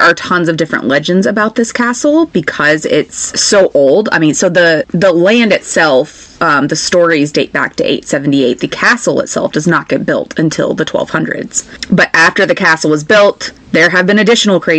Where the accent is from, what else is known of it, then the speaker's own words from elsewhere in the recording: United States; I'm American